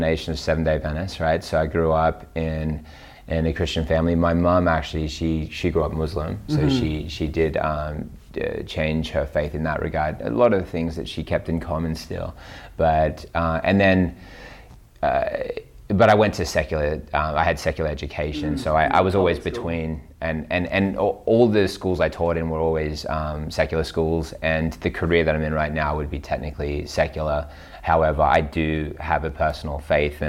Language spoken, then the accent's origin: English; Newcastle, New South Wales, Australia; In Australia, Newcastle.